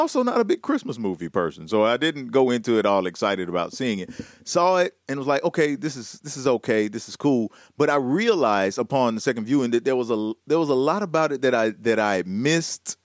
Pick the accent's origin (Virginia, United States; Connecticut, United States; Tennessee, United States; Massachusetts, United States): Tennessee, United States; I am from Tennessee